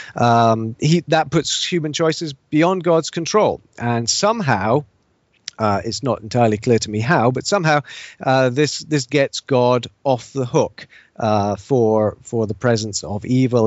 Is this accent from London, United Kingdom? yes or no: no; Scotland, United Kingdom; moved away as an adult; also born or lived in England; now in United States; I'm not I'm not Scottish by by birth. My parents are English, even though I lived most of my life in Scotland.